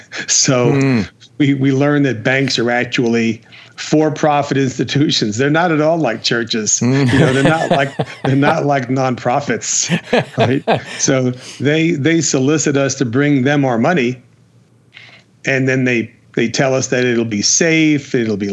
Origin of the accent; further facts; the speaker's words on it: Jersey City, New Jersey, United States; moved away as an adult; now in Las Vegas, United States; I am from New Jersey. Now, which part? Jersey City, affectionately known as the armpit.